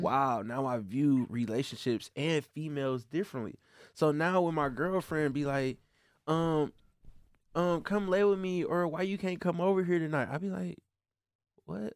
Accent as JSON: {"language": "English", "town": "Flint", "region": "Michigan", "country": "United States", "tie": "born or raised there", "said": "I grew up in Flint"}